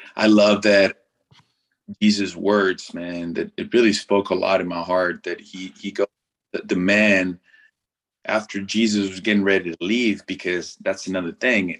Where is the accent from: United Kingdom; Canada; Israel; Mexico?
Mexico; first language Spanish; English is a second language; moved away as an adult; growing up in mexico born and raised uh, not only do i speak the language but i up until after i graduated high school uh, i didn't speak a word of english